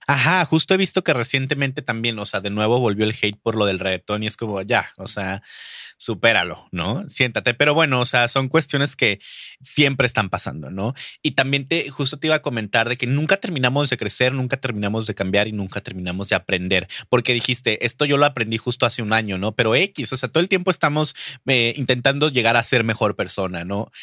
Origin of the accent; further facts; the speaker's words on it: Durango, Mexico; Durango", o sea, que es de donde de donde yo donde yo nací